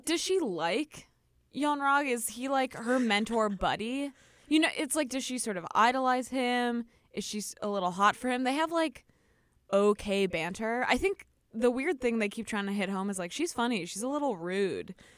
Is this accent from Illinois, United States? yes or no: yes; Chicago, Illinois, United States; I can't say O's correctly because I'm from Chicago